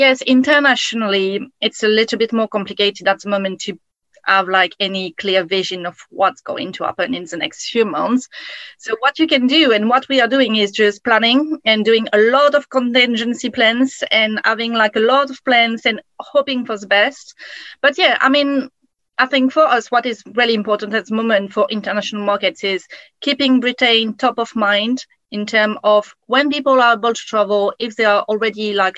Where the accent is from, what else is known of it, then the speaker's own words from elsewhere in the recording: France; English is a second language; moved away as an adult; also born or lived in Canada; now in United Kingdom; I'm from France, obviously, traveled to Canada, then settled in UK